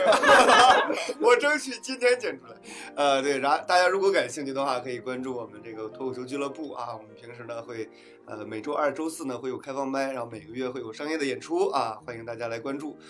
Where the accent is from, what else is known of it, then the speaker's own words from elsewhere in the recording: northern China, China; now in Fuzhou, China; 我身为一个北方人，我们北方人